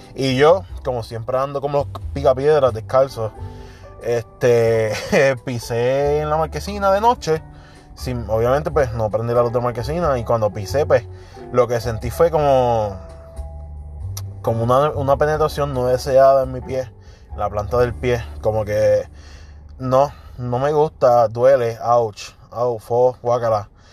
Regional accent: Puerto Rico; como boricuas que somos

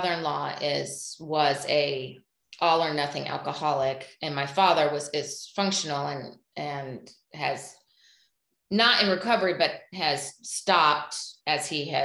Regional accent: Indiana, United States; we live in the Midwest. We're from Indiana

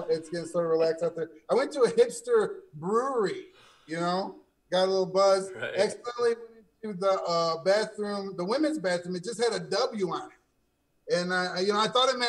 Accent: Saginaw, Michigan, United States; moved away as an adult; now in Indianapolis, United States; In Indianapolis now. I'm from Saginaw, Michigan originally.

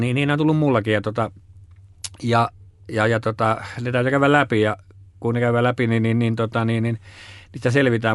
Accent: Laukaa, Central Finland, Finland; mä oon kutoisin Keski-Suomesta, Laukaasta ja, ja siinä on Jyväskylähän vieressä

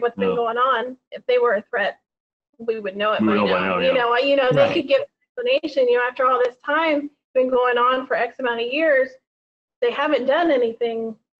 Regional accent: United States; as an American myself

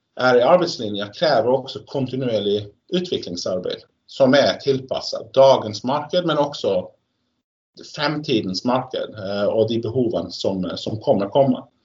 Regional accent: Sweden; now in Norway; som svensk

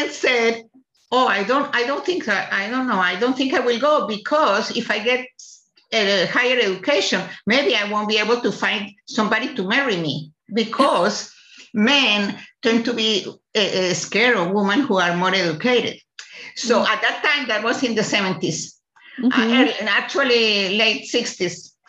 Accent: Colombia; moved away as an adult; also born or lived in Lincoln, Nebraska; now in United States; I am originally from Colombia, South America

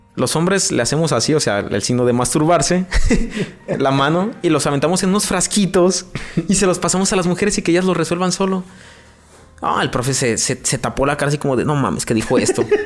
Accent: León, Guanajuato, Mexico; crecí en un barrio muy famoso aquí en León

